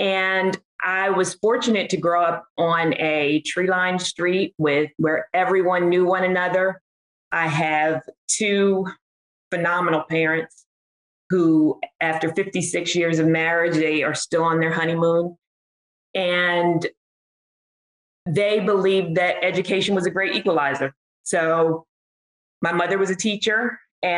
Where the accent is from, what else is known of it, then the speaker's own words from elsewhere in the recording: Trenton, New Jersey, United States; I am from Trenton, New Jersey